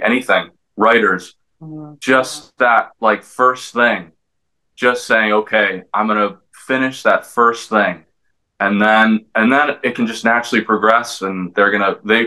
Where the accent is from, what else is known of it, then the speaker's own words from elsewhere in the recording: Los Angeles, California, United States; I'm from Los Angeles. I'm born and raised.